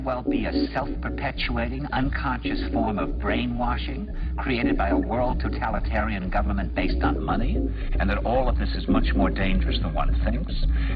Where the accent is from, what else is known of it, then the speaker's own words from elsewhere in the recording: New York, United States; I said, "New York."